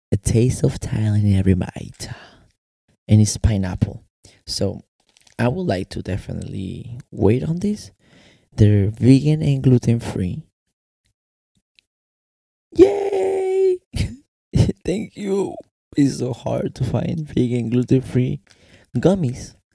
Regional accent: Mexico; accent: American; also born or lived in United States; mi acento americano, yo no lo puedo negar. ¿Por qué? Porque también crecí en los Estados Unidos y crecí en México. Ahora yo no puedo negar mi bandera. Mi bandera es mexicana porque mis papeles son mexicanos.

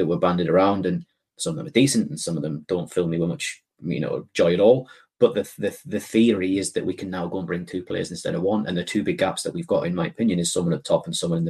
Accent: Scotland, United Kingdom; I'm saying this as a Scot. I'm saying this as a very proud Scot

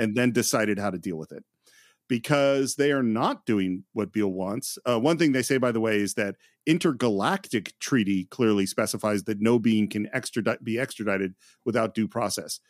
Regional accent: Bay Area, California, United States; growing up in the Bay Area

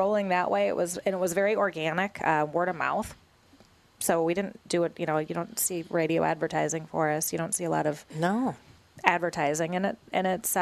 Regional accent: Edina, Minnesota, United States; Growing up, I grew up in Edina

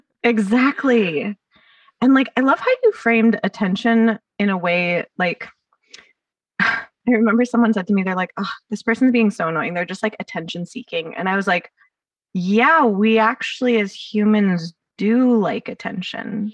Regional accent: Los Angeles, California, United States; accent: Valley Girl; I grew up in the Valley

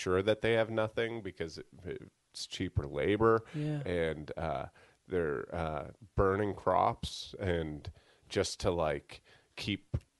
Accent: Sandwich, Massachusetts, United States; I'm from Cape Cod.

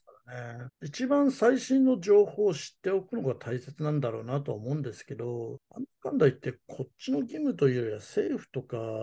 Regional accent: Japan; also born or lived in United States; アメリカ生まれ、日本育ち

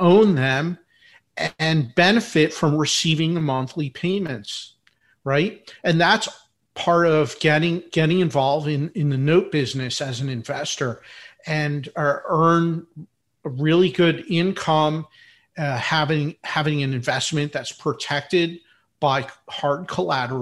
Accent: Philadelphia, Pennsylvania, United States; I'm from Philadelphia, in Philadelphia, PA.

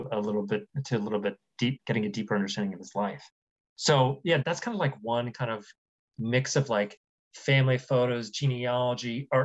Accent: Columbus, Ohio, United States; moved away; also born or lived in New York; I moved back to Columbus, Ohio, which is where my mom lives and which is where I grew up from

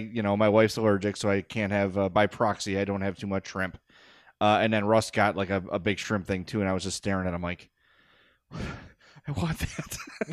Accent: Oak Lawn, Illinois, United States; I grew up in Oak Lawn. I was raised in Oak Lawn.

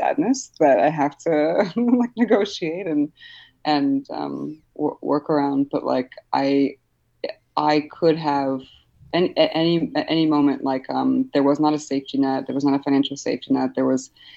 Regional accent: Newark, New Jersey, United States; born or raised there; also born or lived in Poland / Hoboken

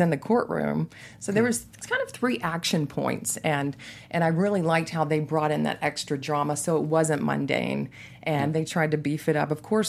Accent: Texas, United States; growing up in Texas

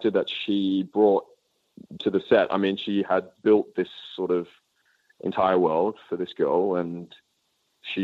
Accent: Australia; moved away as an adult; I'm this kid from the suburbs of Australia

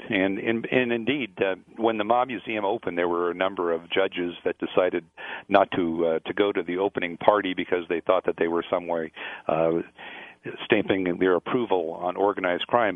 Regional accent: Las Vegas, Nevada, United States; I grew up here in Las Vegas in the 50s and 60s

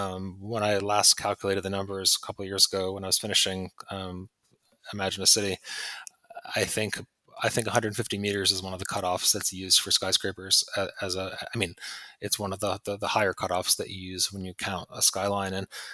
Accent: Pittsfield, Massachusetts, United States; moved away; also born or lived in London; when I was a kid growing up in Pittsfield

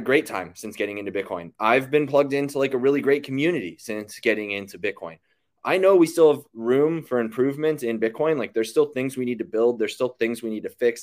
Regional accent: Western Pennsylvania, United States; moved away as an adult; now in Austin, United States; I grew up in Western Pennsylvania, left home at eighteen with the military.

